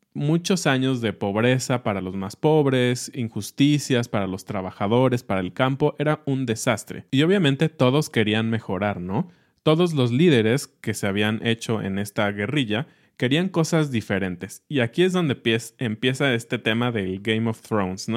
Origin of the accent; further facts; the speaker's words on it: Mexico; lo que somos los mexicanos.